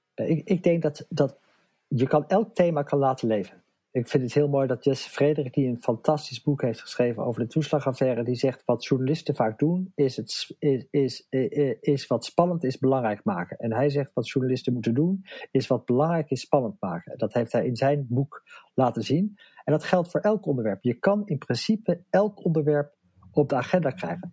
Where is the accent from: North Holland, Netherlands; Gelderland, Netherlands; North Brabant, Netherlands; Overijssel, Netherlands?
North Holland, Netherlands; Amsterdam; Ik kom uit Amsterdam